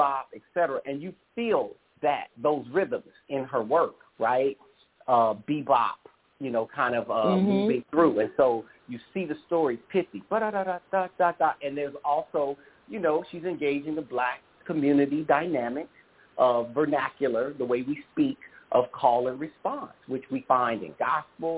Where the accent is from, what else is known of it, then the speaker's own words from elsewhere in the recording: St. Louis, Missouri, United States; I grew up in St. Louis, where all of the museums are free